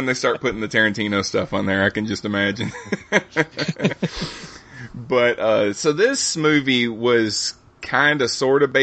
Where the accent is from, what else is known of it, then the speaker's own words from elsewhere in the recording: Central Alabama, United States; I grew up in Central Alabama